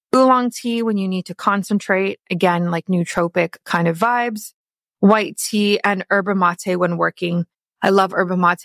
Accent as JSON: {"language": "English", "country": "South Africa", "moved": "yes", "lives_now": "Canada", "said": "I am South African"}